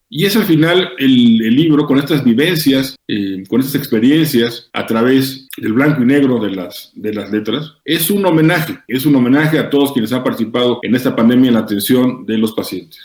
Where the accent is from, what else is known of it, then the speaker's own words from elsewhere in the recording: Mexico; como mexicanos